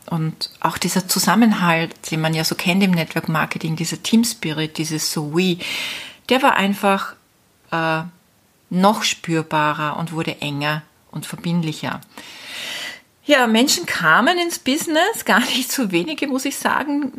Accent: Austria; moved away as an adult; also born or lived in Spain; Österreich natürlich meine Heimat ist

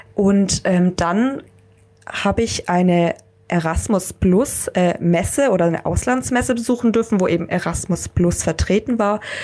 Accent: Germany; wir Deutschen

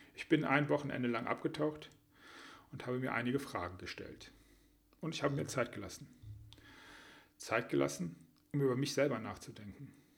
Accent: Düsseldorf, North Rhine-Westphalia, Germany; was meine Heimatstadt ist

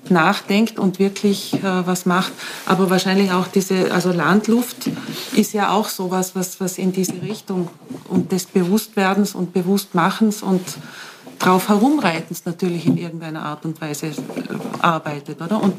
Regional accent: Bludenz, Vorarlberg, Austria; Nütziders ist ein, also ist ein kleiner, kleines Dorf, neben ehemaliges Dorf, neben Bludens, wo ich aufgewachsen bin.

